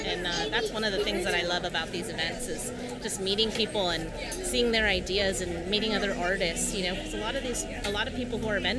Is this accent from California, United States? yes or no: yes; Reedley, California, United States; I grew up in Reedley, California, and those were the first things that I admired was lowriders and cruises that used to happen in my community.